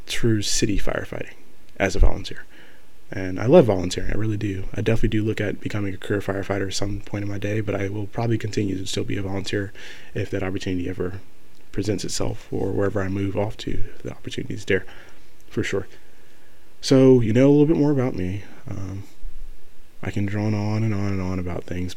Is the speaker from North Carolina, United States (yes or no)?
no; Marietta, Georgia, United States; moved away as an adult; now in Valdosta, United States; I live 4 hours away from my hometown, hometown of Marietta, Georgia.